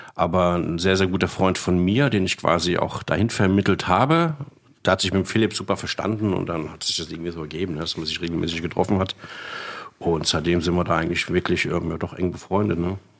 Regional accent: Frankfurt, Hesse, Germany; also born or lived in Königstein; gebürtiger Frankfurter.

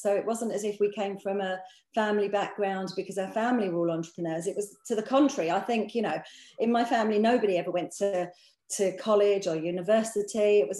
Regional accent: London, United Kingdom; I grew up actually. We sort of came from a fairly humble background.

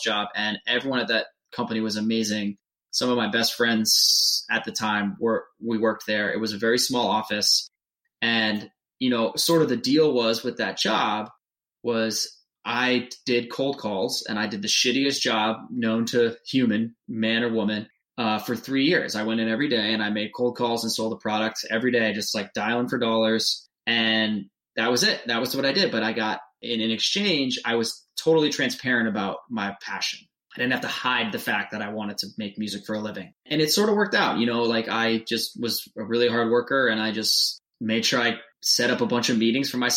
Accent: New Hampshire, United States; moved away as an adult; I'm from New Hampshire

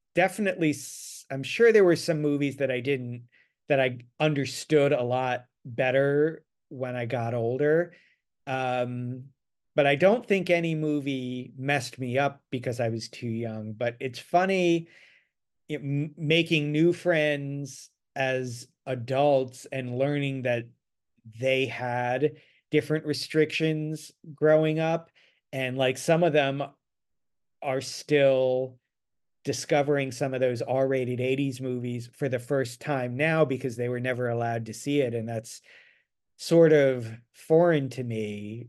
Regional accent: Annapolis, Maryland, United States; moved away as an adult; also born or lived in Ithaca, New York; now in Los Angeles, United States; I grew up near Annapolis, Maryland

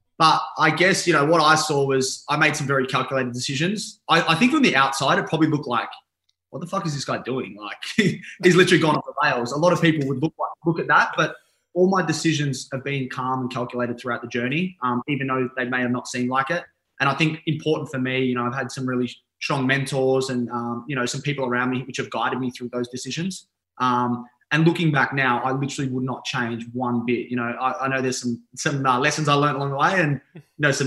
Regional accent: Pakenham Upper, Victoria, Australia; also born or lived in Melbourne, Australia; I come from Pakenham Upper. I was at a private school out there

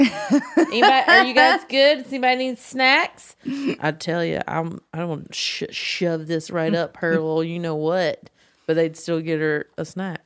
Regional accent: the South, United States; moved away as an adult; now in Los Angeles, United States; I was growing up in the South and it's a more conservative area

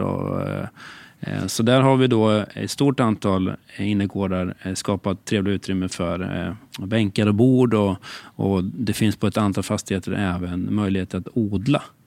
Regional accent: Katrineholm, Södermanland, Sweden; also born or lived in Stockholm; Jag är 48 år och född och uppvuxen i Katrineholm

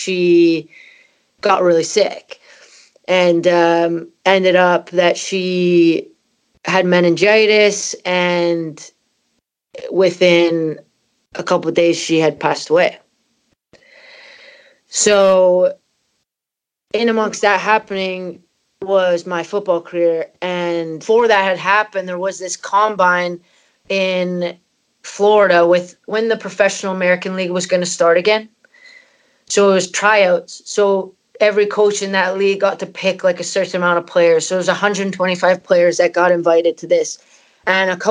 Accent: Canada; moved away as an adult; also born or lived in Scotland; my parents are Scottish and I'm from Canada

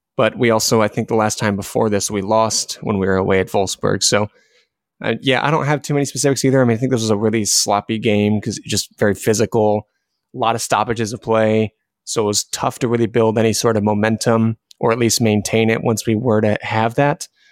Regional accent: United States; us as American fans

